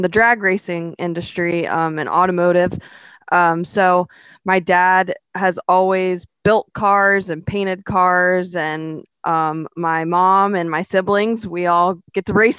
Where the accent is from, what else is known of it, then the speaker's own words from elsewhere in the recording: St. Augustine, Florida, United States; now in Palm Bay, United States; I'm from St. Augustine